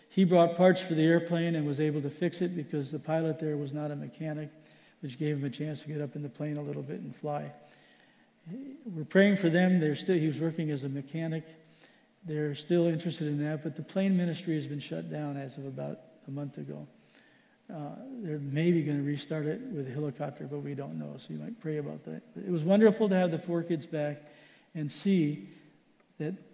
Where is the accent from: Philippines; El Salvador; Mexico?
Philippines; I grew up in the Philippines. That's the kind of food I like.